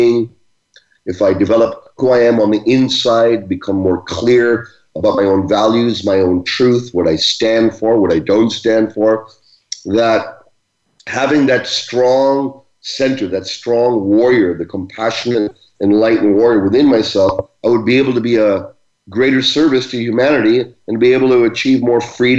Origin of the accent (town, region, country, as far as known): Brampton, Ontario, Canada; born or raised there; also born or lived in Uganda